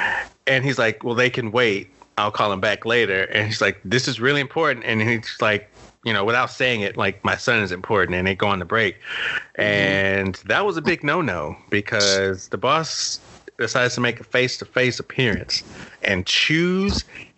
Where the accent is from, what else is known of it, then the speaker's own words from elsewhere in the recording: New Jersey, United States; I'm from New Jersey.